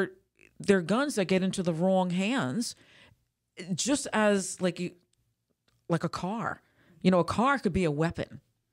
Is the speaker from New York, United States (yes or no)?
yes; New York, United States; because I'm in the northern state, too. I'm from New York.